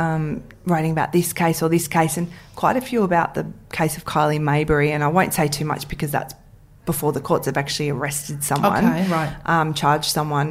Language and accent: English; Ringwood, Victoria, Australia; I grew up in Ringwood.